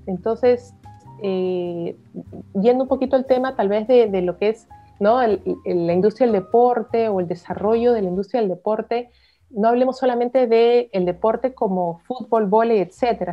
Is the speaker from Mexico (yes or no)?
no; Peru; soy peruana